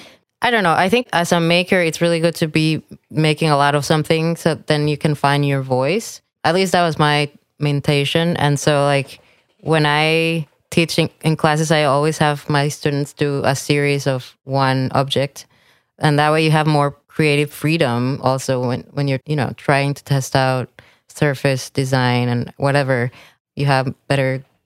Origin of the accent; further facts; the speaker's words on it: Jalisco, Mexico; I think I was influenced by growing up in Mexico, really, and seeing what's called talavera